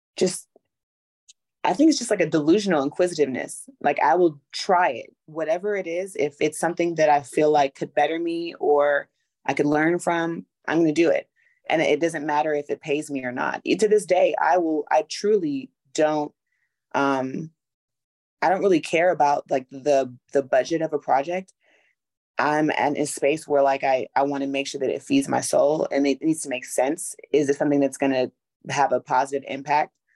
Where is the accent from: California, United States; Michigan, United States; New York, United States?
California, United States; Los Angeles; moved away as an adult; also born or lived in Atlanta, Georgia; I'm from Los Angeles originally, and then I moved to Atlanta to go to Clark Atlanta University